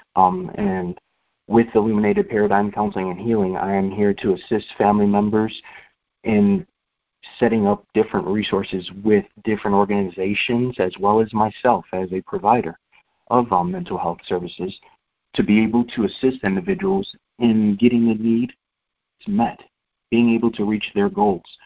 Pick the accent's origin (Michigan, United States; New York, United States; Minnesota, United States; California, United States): New York, United States; Rochester; moved away as an adult; Rochester, New York, where I was born and raised until I was 18, 19 years old